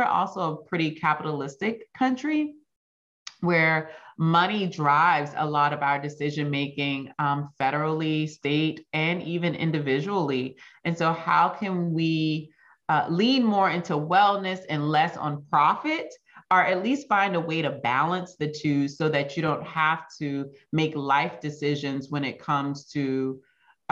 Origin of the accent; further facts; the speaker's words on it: United States; there are some characteristics about being an American that don't always serve us well